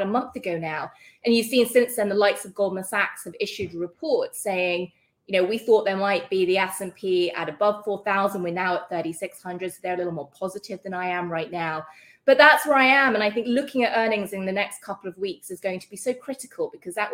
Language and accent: English; United Kingdom; accent: British; moved away; You can hear from my accent, I'm British